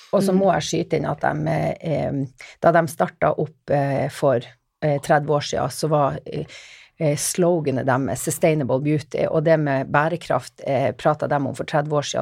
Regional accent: Finnmark, Norway; now in Oslo, Norway; Jeg Kommer nordfra, helt fra Finnmark. Men eh, jeg har blitt eh, Oslo-dame etter hvert

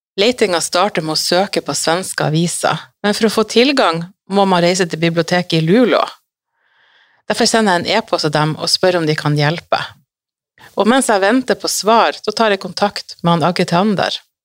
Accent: Salangen, Troms, Norway; also born or lived in Bodø; Jeg bodde og jobba da hjemme i Salangen, og familien min abonnerte på Fremover

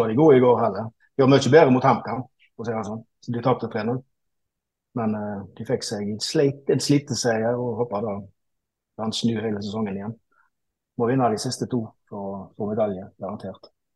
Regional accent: Stord, Vestland, Norway; moved away as an adult; now in Stavanger, Norway; Jeg eh, bor i Stavanger, og jeg er opprinnelig fra Stord. Men jeg har bodd i Stavanger i 20 år ca. Reiste ned der for å studere

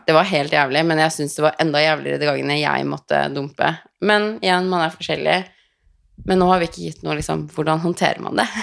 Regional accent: Tønsberg, Vestfold, Norway; ble jeg hjemme i Tønsberg

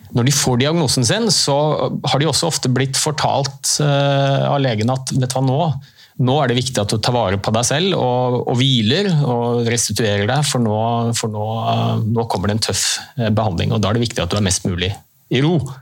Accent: Oslo, Norway; i den klubben hvor jeg har vokst opp, Heming i Oslo

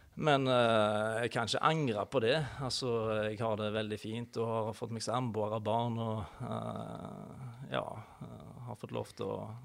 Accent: Haugesund, Rogaland, Norway; moved away as an adult; Født og oppvokst i Haugesund

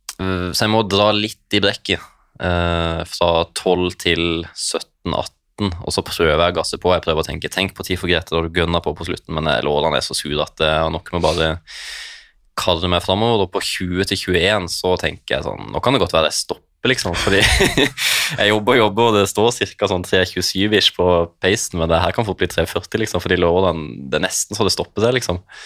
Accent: Lindesnes, Agder, Norway; accent: sørlandsk; also born or lived in Svalbard / Balsfjord

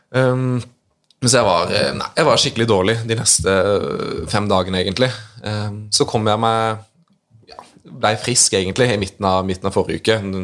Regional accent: Grimstad, Agder, Norway; jeg er fra Grimstad

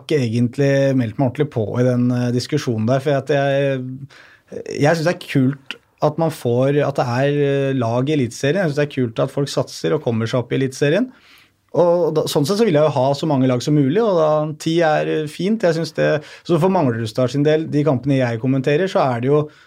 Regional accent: Oslo, Norway; Jeg er jo fra Mortensrud selv

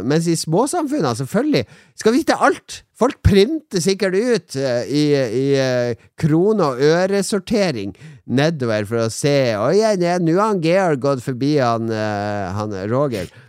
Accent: Båtsfjord, Finnmark, Norway; also born or lived in Oslo; Jeg er fra Båtsfjorden.

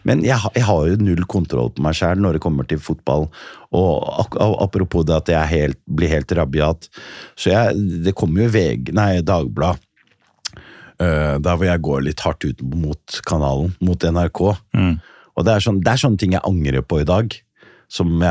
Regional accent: Nador, Oriental, Morocco; now in Norway; Jeg er fra Nador Melilla, som fortsatt er en spansk enklave. Spania eier fortsatt det området der, der hvor jeg er født.

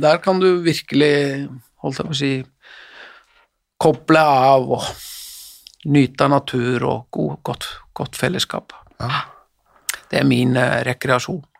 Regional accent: Selfoss, Southern Region, Iceland; moved away; also born or lived in Elverum; når jeg trente han som yngre spiller hjemme på Selfoss

